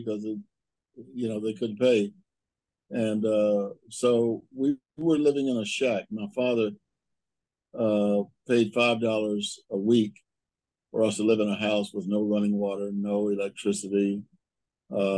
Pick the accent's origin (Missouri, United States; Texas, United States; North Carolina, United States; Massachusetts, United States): Texas, United States; Waxahachie; now in Kansas City, United States; I was born in Waxahachie, Texas